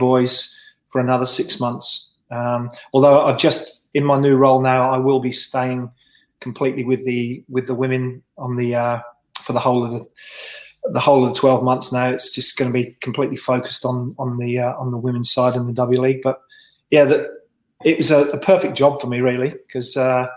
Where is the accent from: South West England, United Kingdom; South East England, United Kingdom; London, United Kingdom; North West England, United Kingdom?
South East England, United Kingdom; Reading; accent: London; also born or lived in Swansea, Wales; now in Australia; I spent most of my time, especially those kind of formative years in football, in being brought up in the Reading area